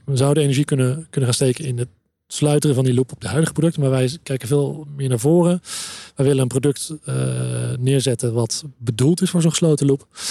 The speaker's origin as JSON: {"language": "Dutch", "country": "Netherlands", "said": "als Nederlanders"}